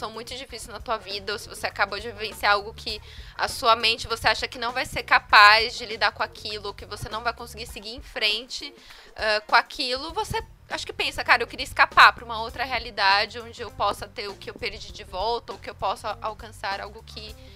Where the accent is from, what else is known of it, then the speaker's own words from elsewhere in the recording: Brazil; Eu chamo né? de …, sou brasileira.